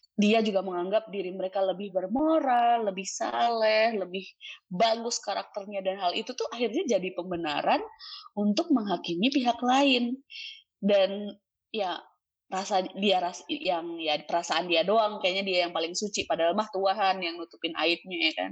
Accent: Java, Indonesia; gue orang Jawa

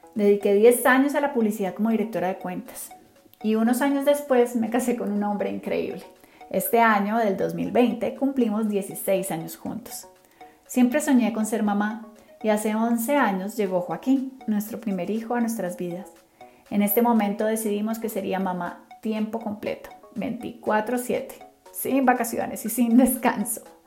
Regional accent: Cali, Valle del Cauca, Colombia; Soy colombiana, nací en Cali, así que soy caleña 100% de corazón

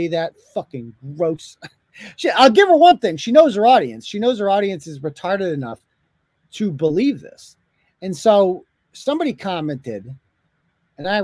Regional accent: United Kingdom; I'm British

